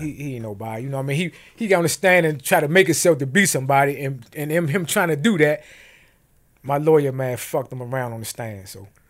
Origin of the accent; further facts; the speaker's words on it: United States; growing up in Montana terrace